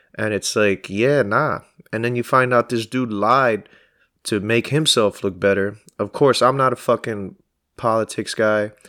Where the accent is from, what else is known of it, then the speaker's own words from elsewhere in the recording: New York City, New York, United States; I'm from Queens, East Elmhurst